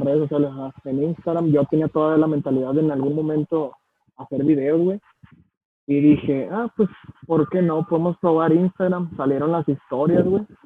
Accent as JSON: {"language": "Spanish", "country": "Mexico", "said": "Soy, más mexicano que los frijoles"}